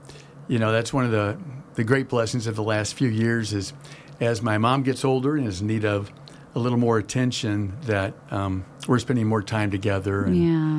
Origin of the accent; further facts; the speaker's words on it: St. Louis, Missouri, United States; moved away as an adult; also born or lived in Riverside, California; now in California, United States; moved to St. Louis, Missouri. I always kind of had this desire to return to California, but it would be approximately 20 years later. I grew up in St. Louis, Missouri.